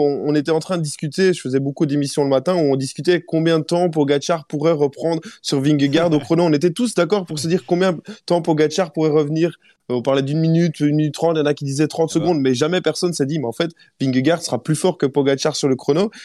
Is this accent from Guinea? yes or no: no; Belgium; chez nous en Belgique